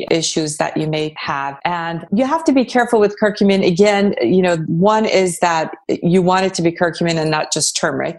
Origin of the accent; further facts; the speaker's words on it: Iran; moved away; I was born in Iran, so I'm very familiar with Persian cuisine